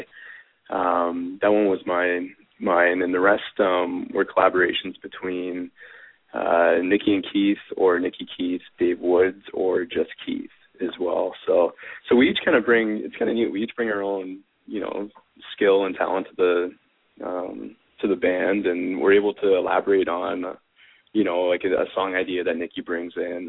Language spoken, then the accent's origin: English; Canada; accent: Canadian